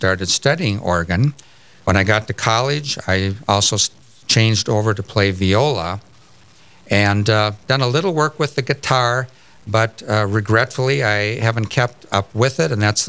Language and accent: English; Fergus Falls, Minnesota, United States; I grew up in Fergus Falls, Minnesota, across the Red River and a little ways into the state